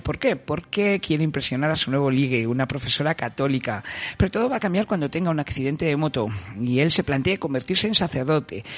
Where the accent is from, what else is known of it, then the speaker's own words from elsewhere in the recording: Madrid, Community of Madrid, Spain; los que somos de Madrid